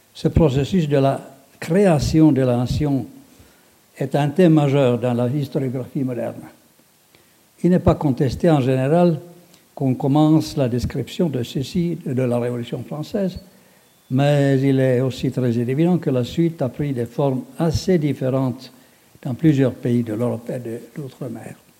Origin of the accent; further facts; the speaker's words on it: Finland; chez nous dans le Grand-Duché de Finlande